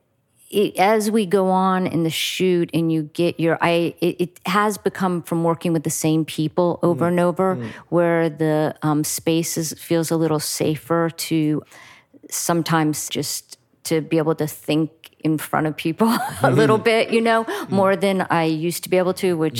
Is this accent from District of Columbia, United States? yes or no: no; Miami, Florida, United States; moved away as an adult; I'm from Miami